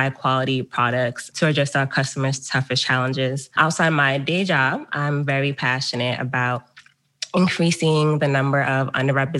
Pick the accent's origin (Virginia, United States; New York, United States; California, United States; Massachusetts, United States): Massachusetts, United States; Fall River; moved away as an adult; also born or lived in Amherst, Massachusetts; now in Baltimore, United States; I was born and raised in Fall River, Massachusetts, Southeast Mass.